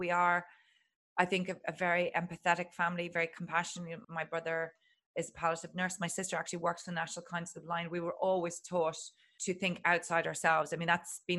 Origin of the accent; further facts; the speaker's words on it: Ireland; I'm Irish and Catholic